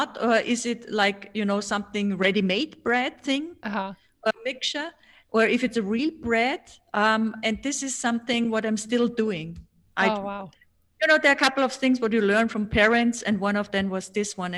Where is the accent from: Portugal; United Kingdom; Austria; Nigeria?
Austria; first language German; English is a second language; Hello from Austria.